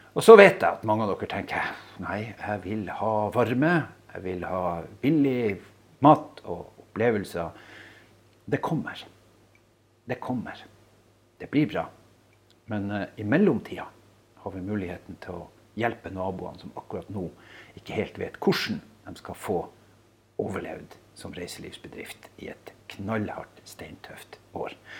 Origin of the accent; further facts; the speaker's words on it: Skjervøy, Troms, Norway; Jeg bor altså på Skjervøy